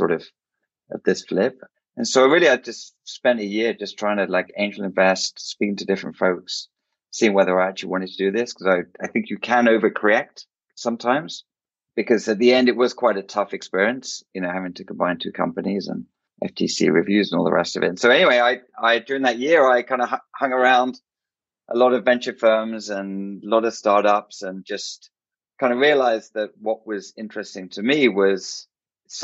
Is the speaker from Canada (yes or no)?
no; England, United Kingdom; moved away as an adult; now in United States; I was born in England. So lived in the UK till my late 20s